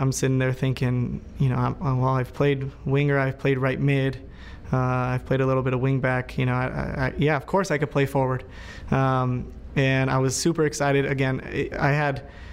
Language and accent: English; Chula Vista, California, United States; Growing up in San Diego, you know, there's so many Latinos